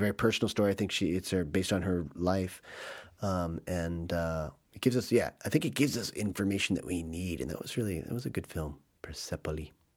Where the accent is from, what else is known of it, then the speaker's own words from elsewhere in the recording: United States; as an American